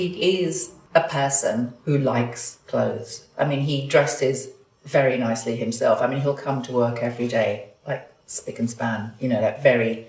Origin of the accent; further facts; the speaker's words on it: London, United Kingdom; I am absolutely a Londoner. I was born in London. I still live in London.